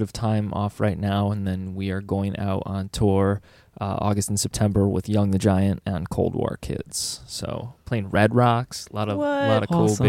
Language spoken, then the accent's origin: English; Greece, New York, United States; But yeah, we're all from Greece. So we're kind of in the thick of Kodak Park.